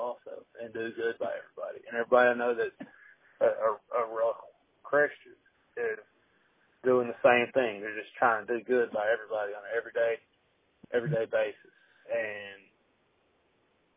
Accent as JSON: {"language": "English", "region": "Arkansas", "country": "United States", "tie": "born or raised there", "said": "I grew up in Arkansas"}